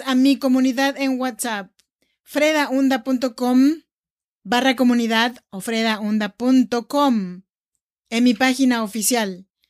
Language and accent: Spanish; Oaxaca, Mexico; now in Sacramento, United States; Soy nacida en Oaxaca, México. Me da mucho gusto saludarte desde Sacramento, California.